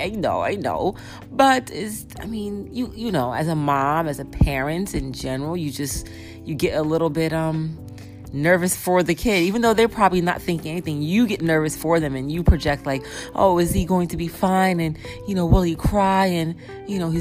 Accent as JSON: {"language": "English", "region": "central New Jersey", "country": "United States", "tie": "born or raised there", "said": "growing up in central New Jersey"}